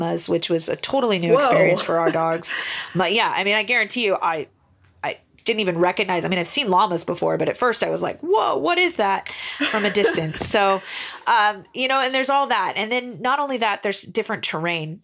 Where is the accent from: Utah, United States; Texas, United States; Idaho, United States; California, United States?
Idaho, United States; Northern; now in Boise, United States; I kind of grew up on a farm in the north, way north near the Canadian border